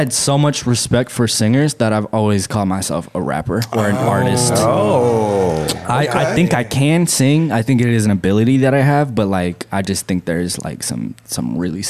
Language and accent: English; Okinawa, Japan; born there; Furthermore, I was born in Okinawa, which apparently they kind of separate themselves from the country a little bit.